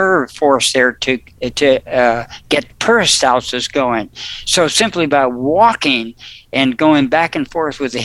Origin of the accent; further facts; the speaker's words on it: New Jersey, United States; I was born in New Jersey